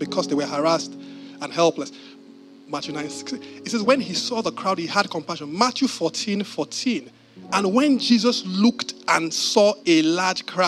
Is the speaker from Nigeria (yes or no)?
yes; Nigeria; as a Nigerian